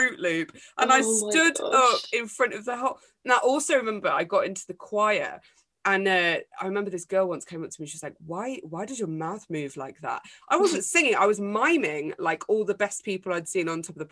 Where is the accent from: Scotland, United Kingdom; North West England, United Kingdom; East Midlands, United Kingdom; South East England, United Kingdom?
East Midlands, United Kingdom; Derbyshire; also born or lived in Manchester; I moved from Manchester to this tiny little place in the middle of Derbyshire